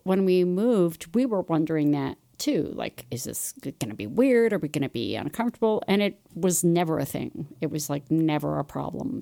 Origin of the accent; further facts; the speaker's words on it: Los Angeles, California, United States; moved away as an adult; also born or lived in Chicago / Ithaca, New York; now in Utah, United States; I grew up in Los Angeles